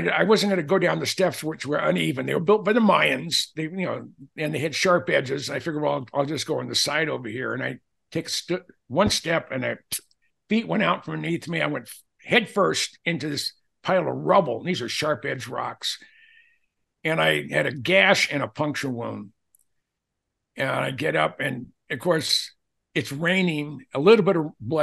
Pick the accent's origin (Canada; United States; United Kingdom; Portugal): United States; Minnesota; We're both from Minnesota